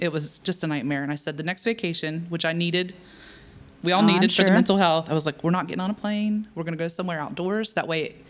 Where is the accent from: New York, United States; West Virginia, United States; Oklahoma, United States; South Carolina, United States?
West Virginia, United States; now in Huntington, United States; I was raised in West Virginia, Tyler County, which is like 3 hours north of here.